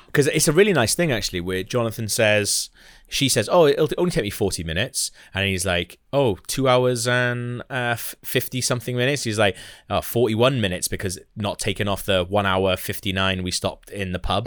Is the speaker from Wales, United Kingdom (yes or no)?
yes; Wales, United Kingdom; as Welsh people, we've, you know, we, we're quite lucky in a lot of respects because we were all born Welsh